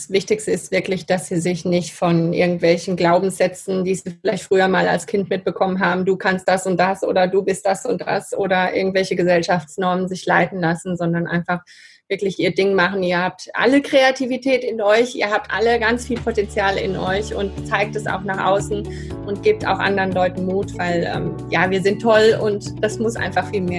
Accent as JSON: {"language": "German", "country": "Spain", "tie": "born or raised there", "said": "dann meine Kindheit in Spanien, also da bin ich sehr dankbar dafür, dass meine Eltern damals so mutig waren. Die waren, die sind 68 nach Spanien und da bin ich aufgewachsen."}